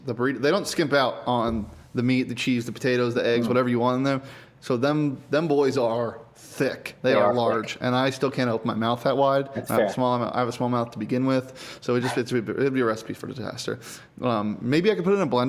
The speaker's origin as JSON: {"language": "English", "town": "Scottsdale", "region": "Arizona", "country": "United States", "said": "I'm from Scottsdale"}